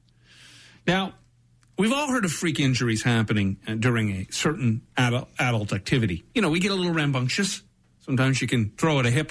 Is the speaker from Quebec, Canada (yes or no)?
no; Brampton, Ontario, Canada; I grew up in Brampton